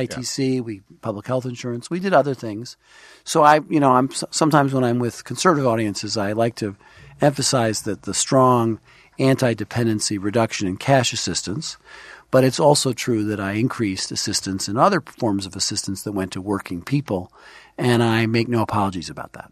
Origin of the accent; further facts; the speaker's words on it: New York City, New York, United States; also born or lived in Washington; Grew up in Brooklyn